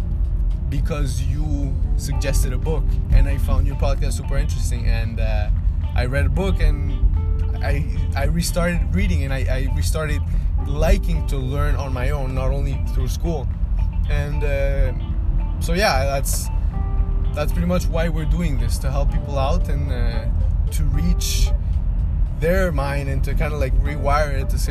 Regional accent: Venezuela; moved away; my country, my home country, Venezuela

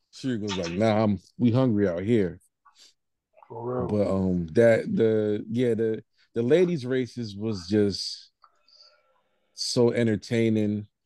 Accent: Jamaica; everybody know I'm Jamaican, yes.

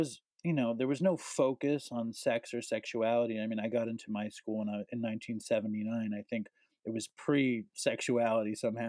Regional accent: New York City, New York, United States; I was born and raised in Manhattan

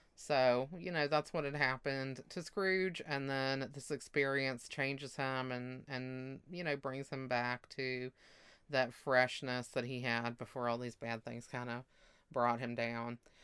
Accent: Mississippi, United States

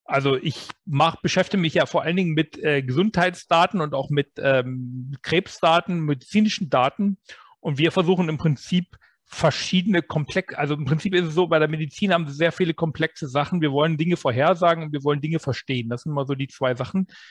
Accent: Germany

